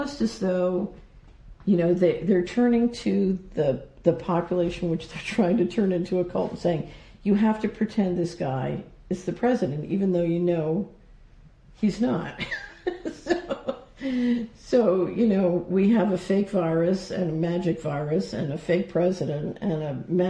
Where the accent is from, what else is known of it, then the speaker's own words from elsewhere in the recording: Philadelphia, Pennsylvania, United States; I grew up in Philadelphia